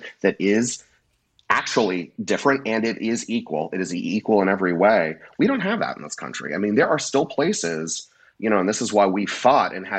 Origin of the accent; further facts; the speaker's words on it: California, United States; also born or lived in Louisiana; I've only ever lived in California, but my family is from Louisiana, and I spent a lot of time growing up in the South